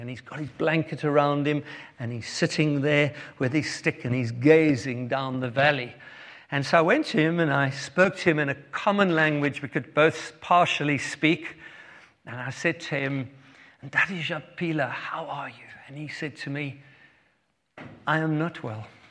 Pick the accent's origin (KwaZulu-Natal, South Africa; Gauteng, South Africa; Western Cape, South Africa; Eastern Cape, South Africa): Western Cape, South Africa; Cape Town; moved away; we are from South Africa. Um, born in Cape Town, met Heather when I was 14 years old